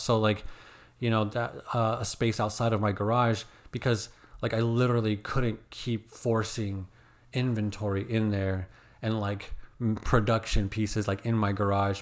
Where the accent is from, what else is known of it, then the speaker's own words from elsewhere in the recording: Phoenix, Arizona, United States; when I grew up in Phoenix, dude, I woke up, like, if you look down the street, it's all palm trees.